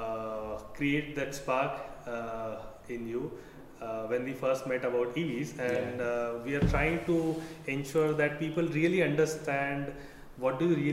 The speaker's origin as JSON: {"language": "English", "town": "Aurangabad", "region": "Maharashtra", "country": "India", "tie": "born or raised there", "moved": "yes", "said": "I'm from Aurangabad, mm-hmm. Maharashtra"}